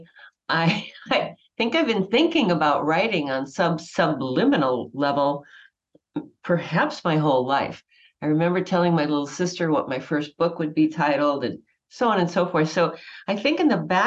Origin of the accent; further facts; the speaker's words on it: Wauwatosa, Wisconsin, United States; I grew up in Wauwatosa, Wisconsin